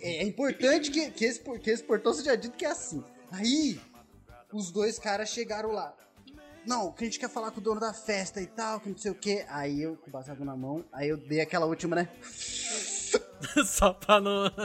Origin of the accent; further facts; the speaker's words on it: São Roque, São Paulo, Brazil; E a gente é de São Roque